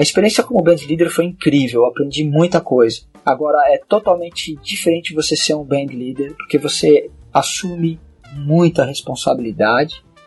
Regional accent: Brazil; eu sou brasileiro

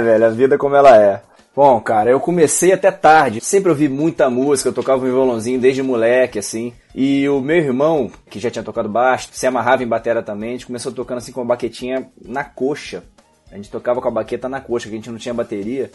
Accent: Brasília, Federal District, Brazil; moved away as an adult; also born or lived in Rio de Janeiro; eu sou carioca, mas morei em Brasília a minha infância toda até os 23

